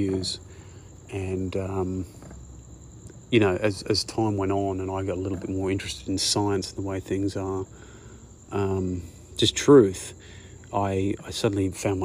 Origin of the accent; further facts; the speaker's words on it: Broken Hill, New South Wales, Australia; I grew up in Broken Hill